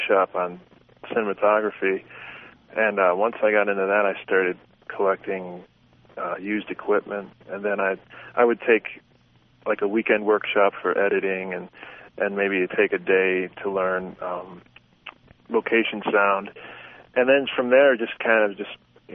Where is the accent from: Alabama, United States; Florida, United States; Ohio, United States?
Ohio, United States; Cleveland; also born or lived in Los Angeles; now in Las Vegas, United States; I'm actually from Cleveland, Ohio, but I live in Las Vegas part of the year now